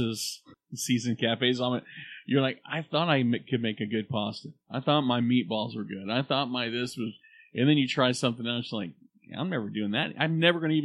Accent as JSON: {"language": "English", "country": "United States", "said": "I'm an American"}